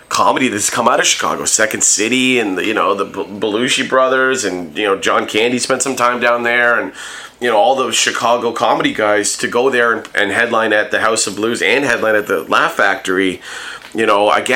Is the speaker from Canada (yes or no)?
yes; Hamilton, Ontario, Canada; growing up in Hamilton and the you know, close connection to Hamilton